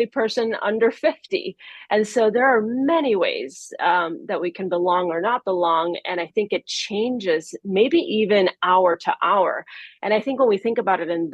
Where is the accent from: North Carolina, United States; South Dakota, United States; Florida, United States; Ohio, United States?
Florida, United States; Miami; English is a second language; moved away as an adult; now in Maryland, United States; Being in Miami, however, from 6 to 30, so most of my time on this earth